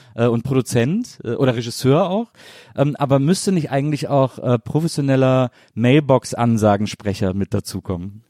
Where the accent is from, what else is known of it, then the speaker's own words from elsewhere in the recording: Rhineland, Germany; ich bin halt so to total westdeutsch deutsches Kind irgendwie äh, in den 70ern äh, im Rheinland aufgewachsen